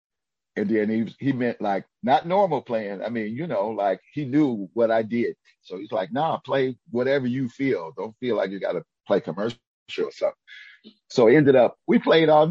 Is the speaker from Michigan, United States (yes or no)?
yes; Detroit, Michigan, United States; growing up in Detroit